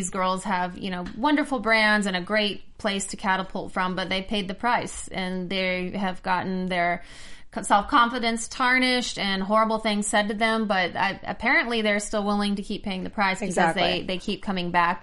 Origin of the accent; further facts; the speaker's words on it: Missouri, United States; I am from Missouri